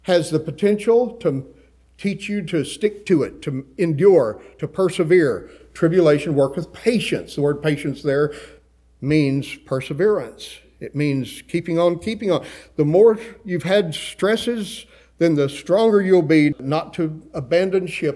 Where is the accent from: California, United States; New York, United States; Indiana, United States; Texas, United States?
Texas, United States; West; I grew up in West Texas